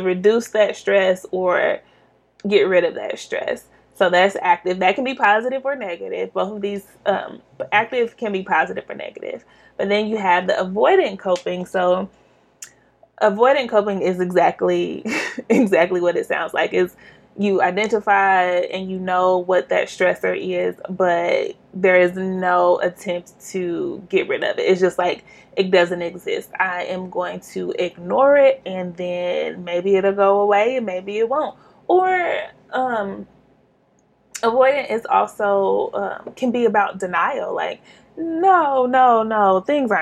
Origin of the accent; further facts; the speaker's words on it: Kansas City, Missouri, United States; we grew up in the Kansas City School District, which is urban, in the urban community